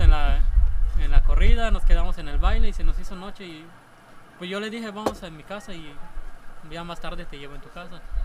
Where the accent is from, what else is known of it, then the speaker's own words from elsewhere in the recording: Hacienda Chuncaná, Yucatán, Mexico; now in Homún, Mexico; soy de la hacienda de Chuncaná